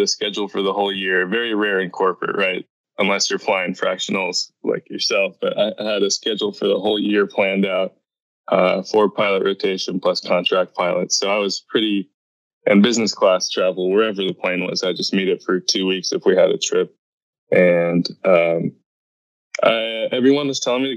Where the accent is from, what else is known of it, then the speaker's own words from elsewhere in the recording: Los Angeles, California, United States; I grew up in Van Nuys, which is, if you don't know, the busiest private jet airport in the world